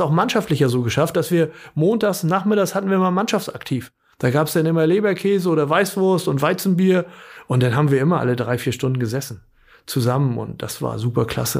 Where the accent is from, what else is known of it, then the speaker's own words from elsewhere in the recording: Bad Schwartau, Schleswig-Holstein, Germany; ich komme ja aus Bad Schwartau, bin da auch zur Schule gegangen